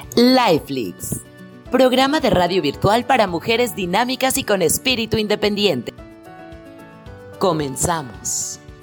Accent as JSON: {"language": "Spanish", "region": "Mexico City", "country": "Mexico", "said": "Miriam es como yo, las dos somos de la Ciudad de México"}